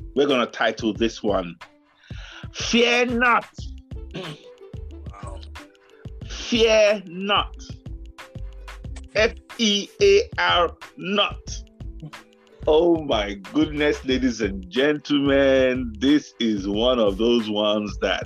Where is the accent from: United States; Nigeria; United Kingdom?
Nigeria; Growing up in Nigeria